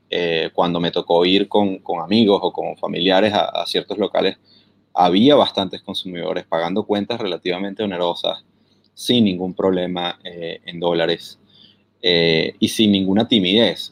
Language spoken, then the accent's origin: Spanish; Venezuela; now in London, United Kingdom; soy venezolano